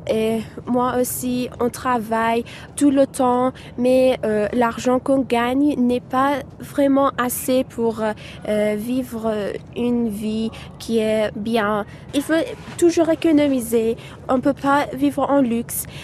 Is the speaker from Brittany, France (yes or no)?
no; Clermont-Ferrand, Auvergne-Rhône-Alpes, France; now in Tehran, Iran; je viens de Clermont, euh, je suis étudiante en langue et littérature française. Ben, il y a un an que j'habite ici à Téhéran